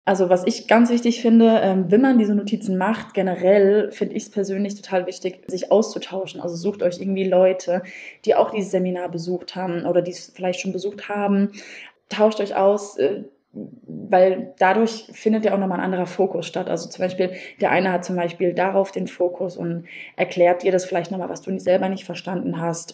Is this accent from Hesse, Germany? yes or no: yes; Wiesbaden, Hesse, Germany; Ich komme aus Wiesbaden